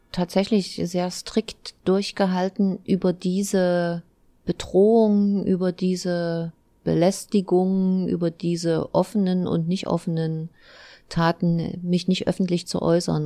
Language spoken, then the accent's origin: German; Eisenach, Thuringia, Germany; komme aus Eisenach, bin Oberbürgermeisterin dieser schönen Stadt